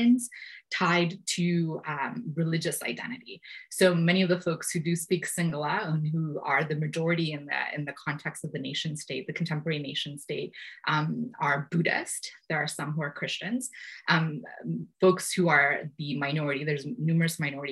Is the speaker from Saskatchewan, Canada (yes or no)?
no; Toronto, Ontario, Canada; also born or lived in Sri Lanka; in Toronto, where I grew up in Scarborough